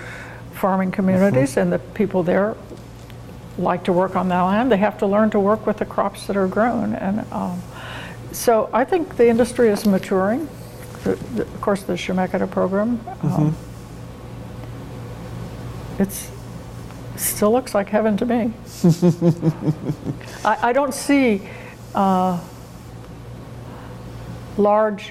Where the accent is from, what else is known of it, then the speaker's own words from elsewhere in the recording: Pendleton, Oregon, United States; moved away as an adult; also born or lived in Phoenix, Arizona; I am a native Oregonian. I grew up in Pendleton